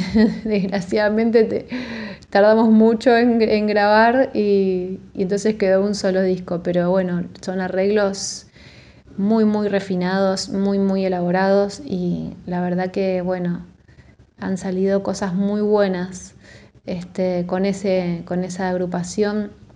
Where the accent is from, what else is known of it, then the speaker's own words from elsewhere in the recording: Buenos Aires, Argentina; de la ciudad de Buenos Aires, soy bien porteña.